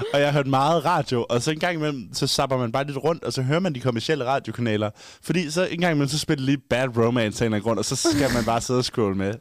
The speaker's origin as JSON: {"language": "Danish", "town": "Haderslev", "region": "Southern Denmark", "country": "Denmark", "moved": "yes", "lives_now": "Aarhus, Denmark", "said": "jeg var hjemme i Haderslev"}